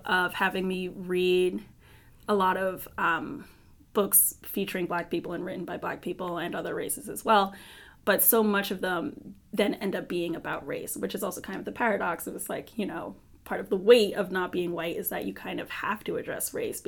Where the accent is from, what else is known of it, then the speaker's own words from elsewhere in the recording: New York City, New York, United States; I grew up in Brooklyn